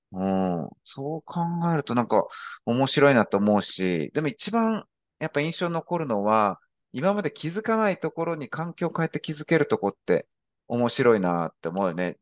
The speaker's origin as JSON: {"language": "Japanese", "country": "Japan", "moved": "yes", "said": "私も日本人として、まあ、外国人として、あの、海外に住んでるわけで"}